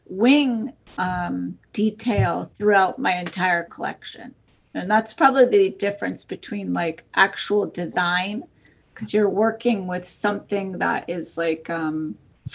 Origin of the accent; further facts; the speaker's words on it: Connecticut, United States; moved away; also born or lived in New York City; Originally, I am from Connecticut